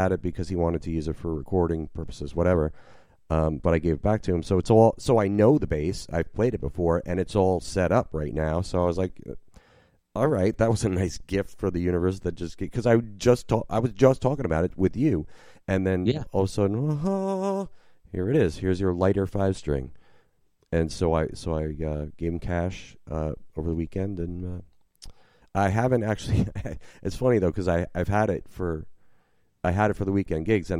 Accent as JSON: {"language": "English", "region": "New Jersey", "country": "United States", "tie": "born or raised there", "moved": "as an adult", "lives_now": "New Orleans, United States", "said": "I grew up in Jersey"}